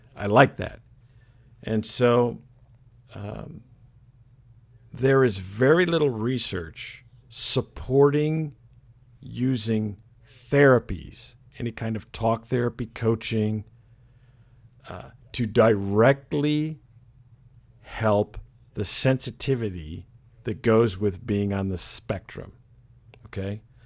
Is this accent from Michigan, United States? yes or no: yes; Flint, Michigan, United States; moved away; also born or lived in Stanford, California; I was born in Michigan. I actually flint Michigan back in the day when it wasn't so bad